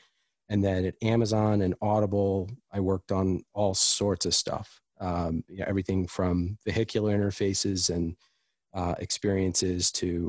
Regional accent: East Coast, United States; I grew up on the East Coast. I have lived all over the country.

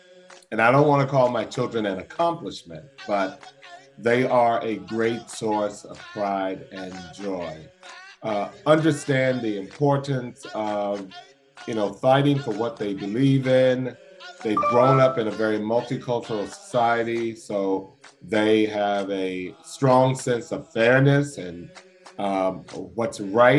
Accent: Buffalo, New York, United States; also born or lived in Hollandale, Mississippi / Long Island, New York; So a large part of my life is in upstate New York, in the Buffalo, New York area. Even though I was born in Mississippi, I really grew up after age 11 and spent the majority of my life in Buffalo, New York.

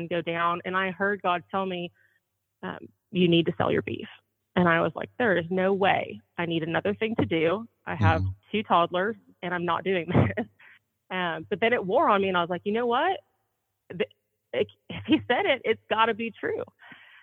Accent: Southern California, United States; moved away as an adult; now in Oklahoma, United States; I was raised in Southern California.

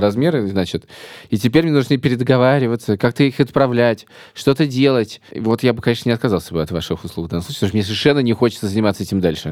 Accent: Riga, Latvia; now in Moscow, Russia; я из Риги

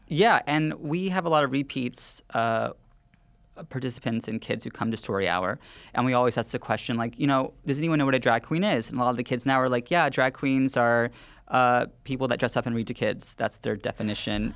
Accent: the South, United States; now in New York, United States; I grew up in a very conservative Southern town

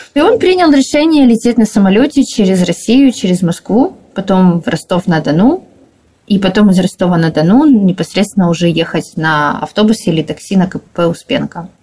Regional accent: Dnipro, Dnipropetrovsk Oblast, Ukraine; Мы и сами из Днепропетровска

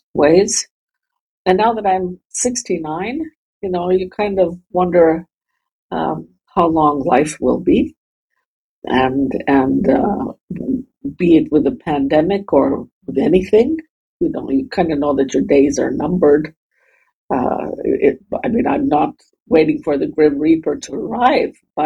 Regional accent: Canada; moved away as an adult; also born or lived in Germany; now in Riga, Latvia; I live in Riga in Latvia. I was born and I grew up in Canada. I've also spent a lot of time in Germany growing up

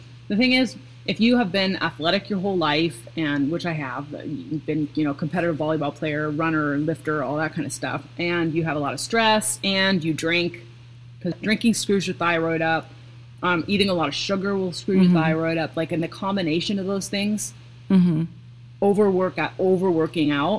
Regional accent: Seattle, Washington, United States; also born or lived in Pacific Northwest; now in Midwest, United States; I'm from Seattle, so like my whole family drinks coffee

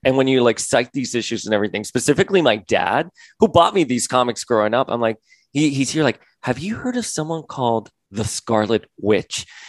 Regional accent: Florida, United States; moved away; I'm a boy from Florida.

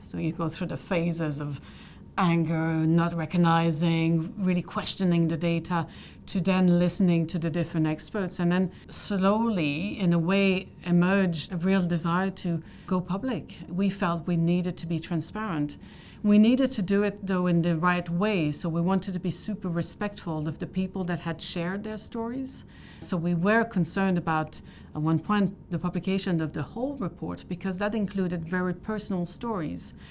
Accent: Canada; I'm Canadian

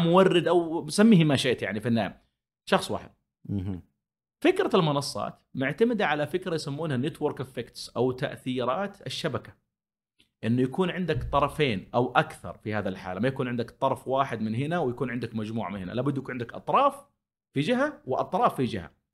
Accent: Saudi Arabia; عندنا في السعوديه بحكم احتكاكنا في السعوديه

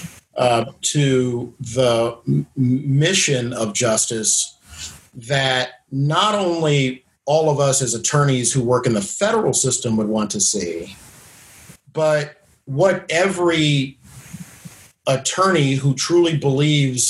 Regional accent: Washington, District of Columbia, United States; Washington, D.C., my hometown

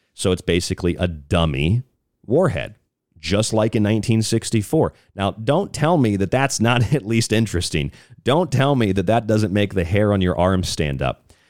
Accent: Florida near Cape Canaveral, United States; moved away; I grew up down there in Florida near Cape Canaveral.

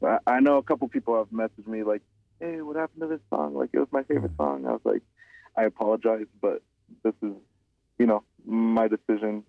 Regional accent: Southern California, United States; moved away; also born or lived in Albuquerque, New Mexico; being born and raised in SoCal, like all over SoCal, like I mean, like literally, like my every two years, my mom and I, we would move to a different city

